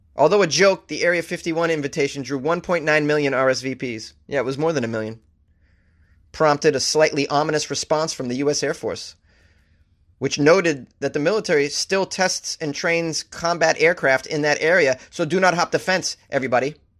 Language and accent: English; United States; I'm an American.